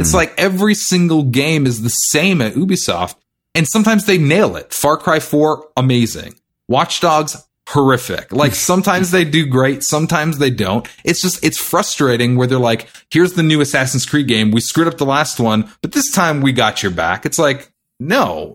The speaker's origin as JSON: {"language": "English", "country": "Canada", "said": "I'm Canadian"}